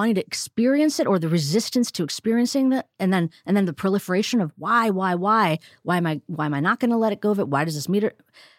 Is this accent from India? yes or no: yes; India; even though I'm an Indian woman and heard about mindfulness and meditation since I was a kid, seeing my parents meditate